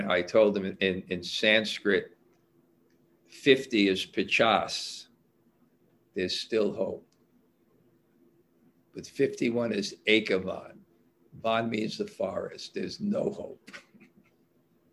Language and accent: English; New York City, New York, United States; I grew up in Brooklyn